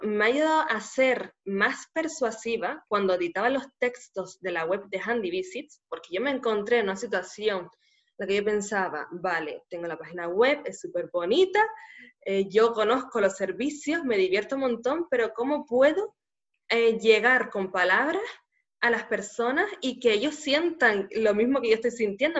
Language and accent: Spanish; Canary Islands, Spain; nacida en Canarias